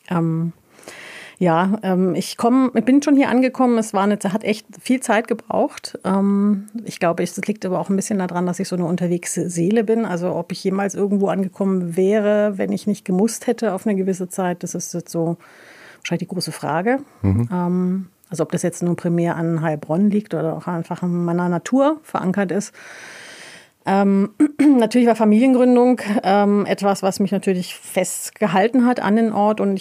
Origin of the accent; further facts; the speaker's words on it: Tabriz, East Azerbaijan, Iran; Persisch gesprochen tatsächlich, äh, beziehungsweise Azarisch. Wir kommen ähm, aus Tebris.